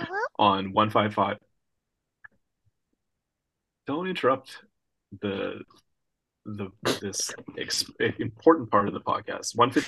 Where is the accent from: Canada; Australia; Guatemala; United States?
Canada; as a Canadian